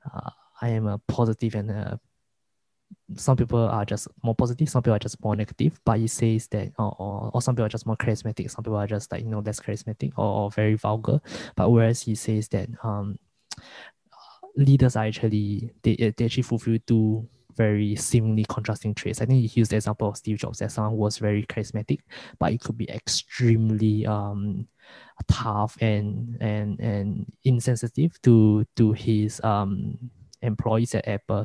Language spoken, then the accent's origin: English; Singapore; as a Singaporean, the the media that I consume is mostly from US